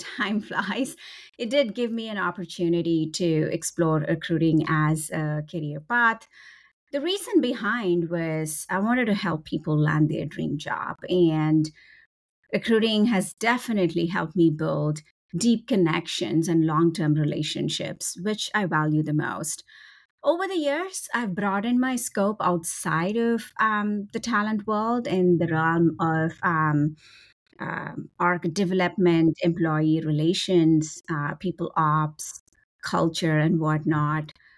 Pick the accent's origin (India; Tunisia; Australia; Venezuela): India; moved away as an adult; now in United States; I was born and raised in India